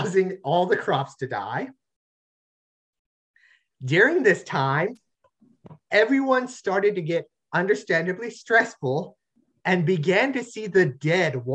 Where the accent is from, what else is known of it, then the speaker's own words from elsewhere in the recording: United States; I'm American. I don't speak French at all